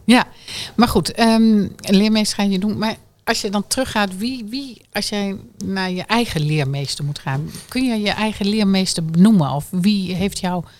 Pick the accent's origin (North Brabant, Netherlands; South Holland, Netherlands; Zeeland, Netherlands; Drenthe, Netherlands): Drenthe, Netherlands; moved away; Ik kwam nog ietsjes verder uit de Drenthe